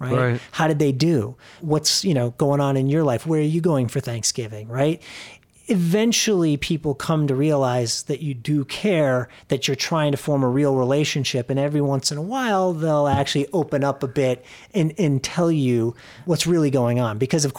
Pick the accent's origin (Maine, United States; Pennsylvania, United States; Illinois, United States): Illinois, United States; Arlington Heights; also born or lived in New York City; So I'm originally from Arlington Heights, which is a northwest suburb of Chicago.